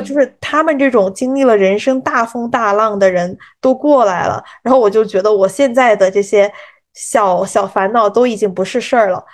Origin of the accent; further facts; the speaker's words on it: China; moved away as an adult; now in United States; 我们中国人还是要跟着中国的这种农历走